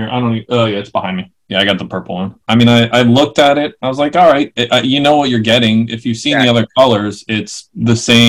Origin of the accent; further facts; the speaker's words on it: New York, United States; now in San Francisco, United States; Growing up in New York